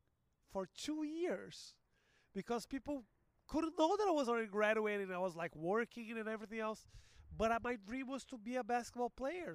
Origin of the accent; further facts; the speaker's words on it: Porto Alegre, Rio Grande do Sul, Brazil; English is a second language; also born or lived in Los Angeles; now in São Paulo, Brazil; I'm from Brazil. I am actually from Porto Alegre, which is a city in the south, but I live in São Paulo.